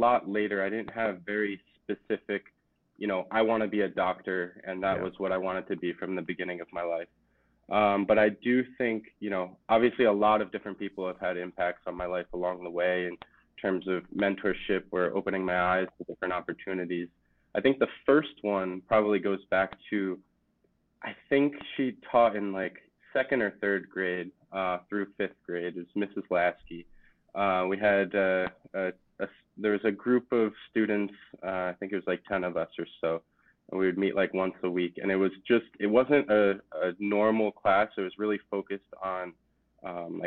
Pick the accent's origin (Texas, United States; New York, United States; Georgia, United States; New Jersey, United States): New Jersey, United States; Jersey Shore; I grew up on the Jersey Shore